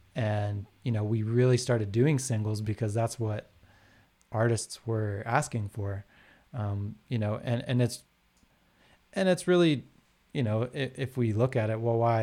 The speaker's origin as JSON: {"language": "English", "town": "Calgary", "region": "Alberta", "country": "Canada", "tie": "born or raised there", "said": "I grew up in Calgary, and so here was a big, like, rock music scene"}